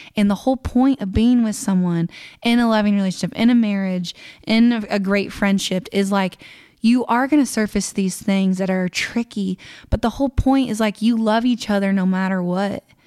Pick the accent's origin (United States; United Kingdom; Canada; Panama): United States; Kansas; I'm nobody from Kansas.